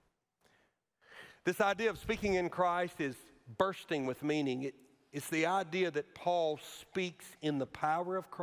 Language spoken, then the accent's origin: English; Alabama, United States; moved away; my home state and where I went to college, at Auburn University.